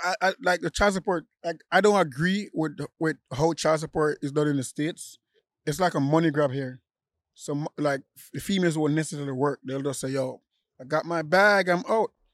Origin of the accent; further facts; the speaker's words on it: Jamaica; I'm still Jamaican.